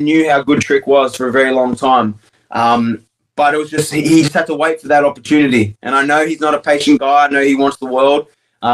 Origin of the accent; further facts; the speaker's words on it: Australia; moved away; I'm as Australian as it comes